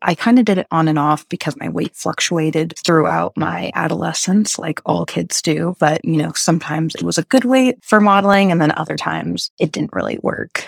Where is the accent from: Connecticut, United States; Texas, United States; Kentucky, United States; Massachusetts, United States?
Texas, United States; I grew up in Texas